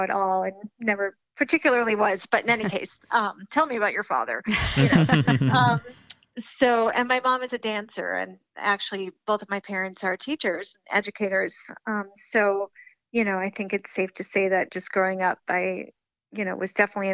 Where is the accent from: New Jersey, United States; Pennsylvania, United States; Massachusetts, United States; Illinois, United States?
Massachusetts, United States; Amherst; also born or lived in Buffalo, New York; I was born in Buffalo, New York. And then when I was 9 years old, my family moved here to Western Mass, to Amherst, Massachusetts. And this is where I, you know, came up through high school